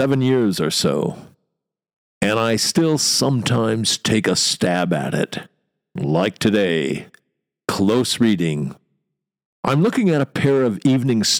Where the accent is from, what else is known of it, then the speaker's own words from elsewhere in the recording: United States; accent: American; moved away as an adult; now in London, United Kingdom; my American accent